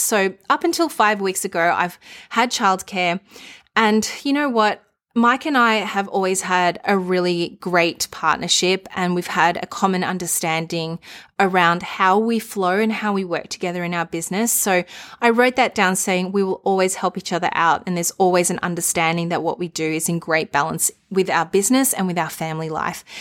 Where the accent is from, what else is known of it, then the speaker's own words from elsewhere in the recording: Melbourne, Victoria, Australia; my hometown